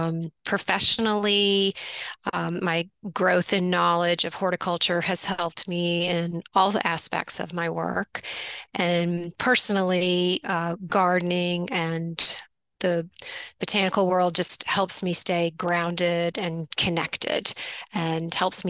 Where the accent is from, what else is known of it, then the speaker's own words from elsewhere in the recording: Quebec, Canada; Yes, I grew up outside of Montreal in Canada, and my parents introduced me to gardening.